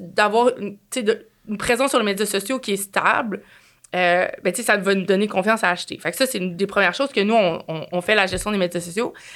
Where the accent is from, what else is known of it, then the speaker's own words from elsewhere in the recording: Quebec City, Quebec, Canada; je viens de Québec